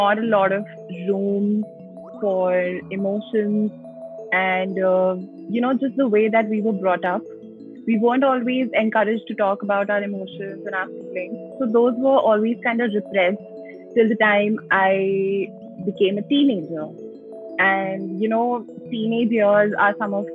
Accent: Delhi, India; I was born and brought up in Delhi

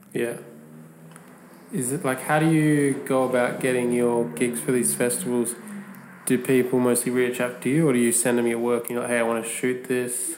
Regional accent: Perth, Western Australia, Australia; I'm from Perth.

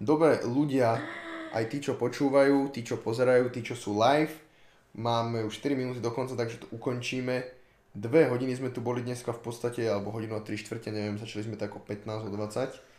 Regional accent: Slovakia; že som sa narodil na Slovensku, si nemyslím, že teraz zo mňa robí... Akože áno, občanstvom som Slovák, to je pravda

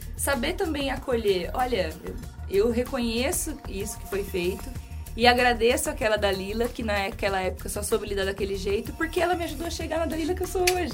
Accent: Brazil; accent: Brazilian; moved away as an adult; now in Portugal; eu sou brasileira. Ah, uhum. Acho que percebe pelo sotaque

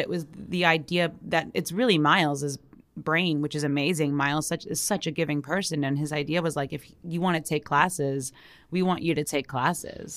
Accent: New York, United States; I'm from New York

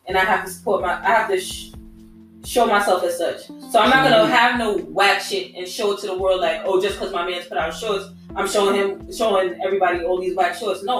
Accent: New York City, New York, United States; they should know that I'm from Queens.

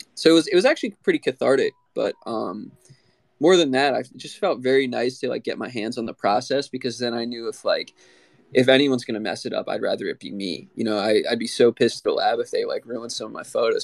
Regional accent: Maryland, United States; I'm from Maryland on the east coast of the United States.

